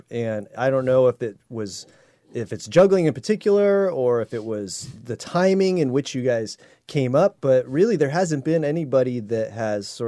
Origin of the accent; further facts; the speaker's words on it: Oregon, United States; I grew up in Oregon